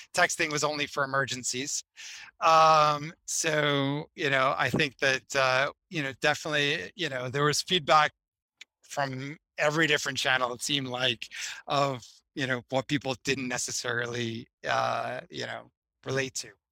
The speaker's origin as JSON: {"language": "English", "town": "Boston", "region": "Massachusetts", "country": "United States", "also_born_or_lived": "Miami", "moved": "yes", "lives_now": "Boston, United States", "said": "I'm originally from Boston, but had come back up here after you know 20 years away"}